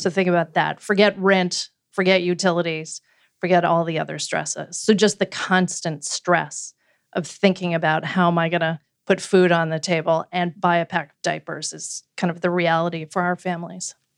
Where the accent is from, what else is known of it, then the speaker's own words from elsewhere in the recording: Canada; moved away as an adult; also born or lived in Washington, D.C.; now in United States; I grew up in Canada and a social democracy